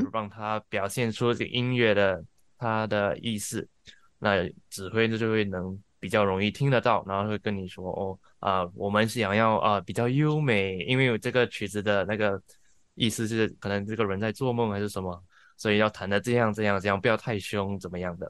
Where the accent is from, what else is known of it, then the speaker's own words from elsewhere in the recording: Singapore; moved away as an adult; now in Melbourne, Australia; 我是来自新加坡的。啊，我二零 ，一六年，呃，搬到墨尔本来念书，毕业过后就继续在这里做工